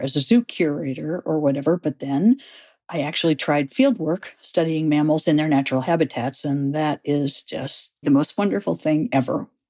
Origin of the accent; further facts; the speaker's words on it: St. Louis, Missouri, United States; moved away; I grew up in Saint Louis, Missouri